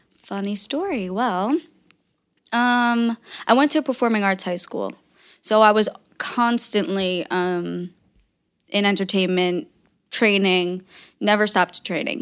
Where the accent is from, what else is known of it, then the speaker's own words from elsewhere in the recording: New York, United States; now in New Jersey, United States; I was born in New York. My family was born in New York, but, um, my dad was from Germany